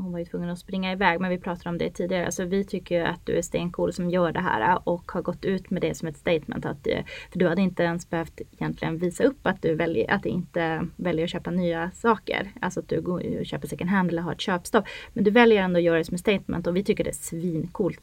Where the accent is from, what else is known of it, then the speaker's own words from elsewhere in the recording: Norrland, Sweden; moved away as an adult; now in Stockholm, Sweden; Jag är ju uppväxt i Norrland